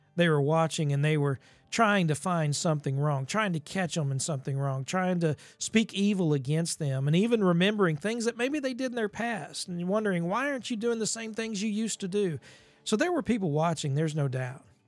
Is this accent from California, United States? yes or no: no; Ozark Mountains, along the Gasconade River, Missouri, United States; Growing up in the Ozark Mountains and there just along the Gasconade River